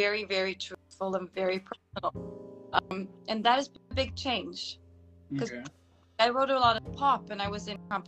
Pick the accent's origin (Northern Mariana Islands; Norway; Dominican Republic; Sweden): Sweden; now in Bucharest, Romania; I'm living in Bucharest, Romania, but I'm from Sweden